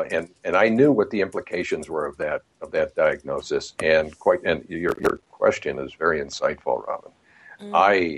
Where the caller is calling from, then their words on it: Santa Barbara, California, United States; Beautiful Santa Barbara, California. It is a postcard day today.